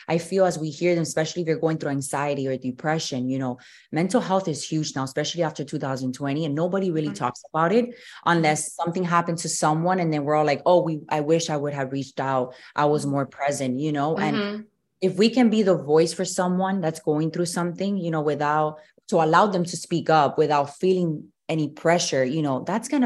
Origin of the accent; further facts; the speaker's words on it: Miami, Florida, United States; also born or lived in Louisiana / San Diego, California; I was born and raised here in Miami.